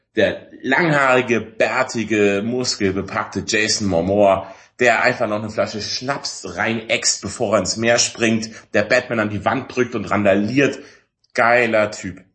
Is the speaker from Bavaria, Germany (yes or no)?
yes; Allgäu, Bavaria, Germany; Ich bin ja im Allgäu groß geworden